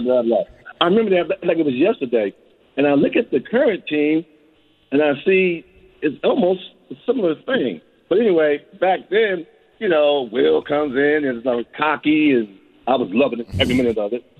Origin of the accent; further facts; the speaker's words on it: Philadelphia, Pennsylvania, United States; I'm from Philadelphia